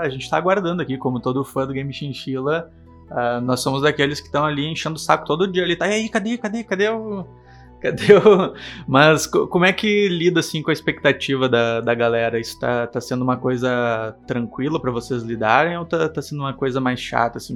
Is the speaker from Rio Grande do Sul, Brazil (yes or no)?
yes; Porto Alegre, Rio Grande do Sul, Brazil; Somos de Porto Alegre